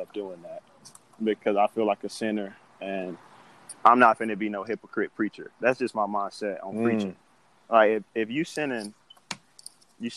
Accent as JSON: {"language": "English", "region": "Florida", "country": "United States", "moved": "as an adult", "lives_now": "Fargo, United States", "said": "I was just from Florida"}